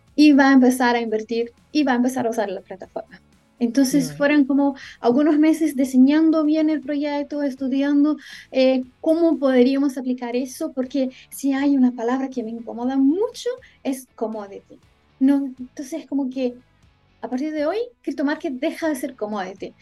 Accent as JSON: {"language": "Spanish", "country": "Brazil", "said": "yo soy brasileña"}